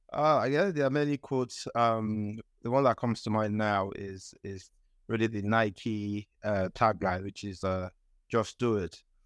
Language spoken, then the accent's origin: English; Nigeria; moved away as an adult; also born or lived in United Kingdom; I'm from Nigeria. I grew up in Nigeria